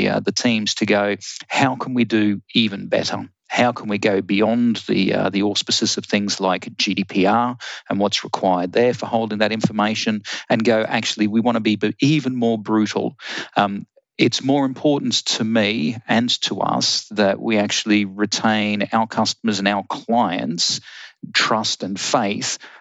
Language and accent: English; Australia; moved away as an adult; I'm actually an Australian